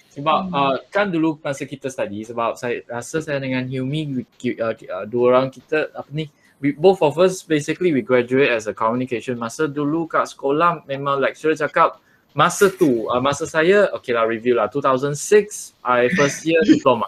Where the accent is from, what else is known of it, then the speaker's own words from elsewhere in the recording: Perak, Malaysia; now in Puchong, Malaysia; asal orang Perak, uh, sekarang kat Selangor, duduk duduk uh, kat Puchong.